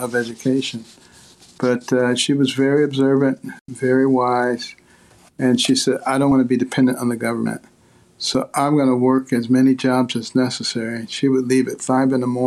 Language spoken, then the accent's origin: English; Detroit, Michigan, United States; moved away as an adult; also born or lived in Boston / New Haven / Ann Arbor / Baltimore; I grew up in Detroit, a very liberal city, and in Boston, a very liberal city